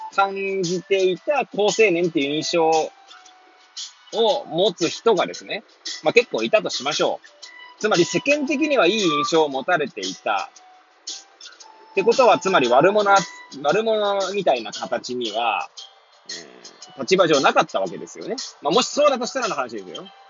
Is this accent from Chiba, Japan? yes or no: no; Hachioji, Tokyo, Japan; moved away as an adult; now in Kamaishi, Japan; 八王子生まれ、八王子育ち。震災の前の年から釜石で働く